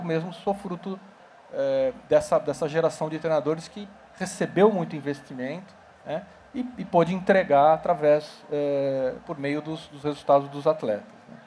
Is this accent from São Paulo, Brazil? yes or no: yes; São Paulo, Brazil; eu sou de São Paulo, sou paulistano